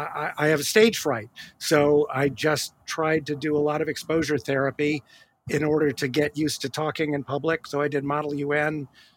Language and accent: English; Rochester, New York, United States; I was growing up in Rochester, New York